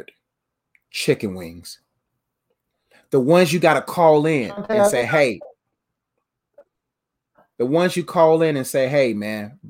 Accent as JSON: {"language": "English", "region": "the South", "country": "United States", "said": "I'm from the South."}